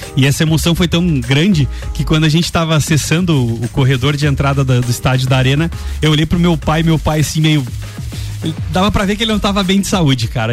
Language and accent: Portuguese; Santa Catarina, Brazil; nós somos de lá, de Santa Catarina